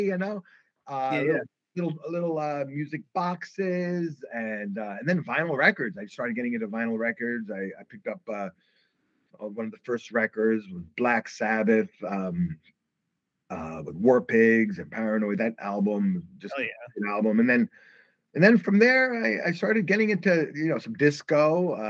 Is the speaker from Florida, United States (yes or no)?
no; New York City, New York, United States; growing up in the Brooklyn days